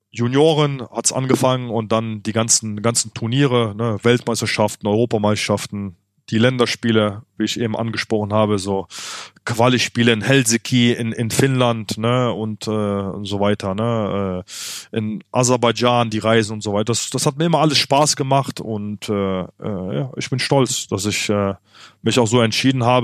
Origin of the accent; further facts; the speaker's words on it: Germany; Äh, ich bin in Deutschland groß geworden. Deutschland hat mir viel gegeben.